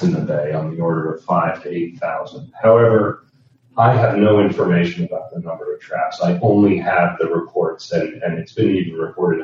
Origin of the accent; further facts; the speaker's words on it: Nova Scotia, Canada; born and raised in Nova Scotia